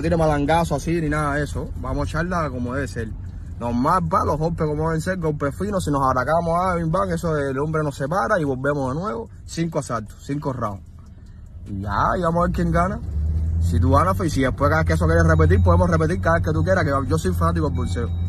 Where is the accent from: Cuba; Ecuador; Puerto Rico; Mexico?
Cuba; La Lisa, Havana; Yo soy de la Lisa 194 entre 43 y 45.